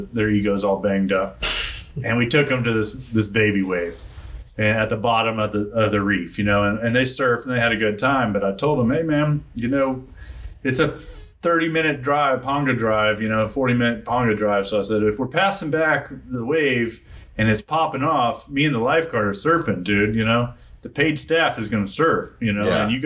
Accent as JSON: {"language": "English", "region": "Texas", "country": "United States", "said": "I'm from Texas."}